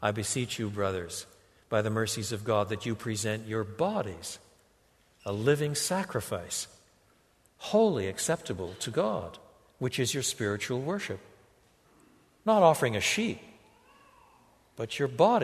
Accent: Canada; first language English and French; I was brought up in English and French. In French Canada, I was brought up with both languages.

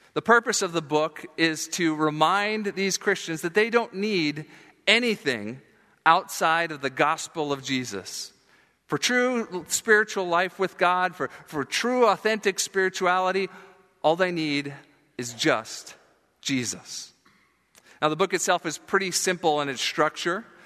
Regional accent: South Florida, United States; moved away; I grew up in Florida, and, uh, the South Florida part I mentioned down by Fort Lauderdale, Miami

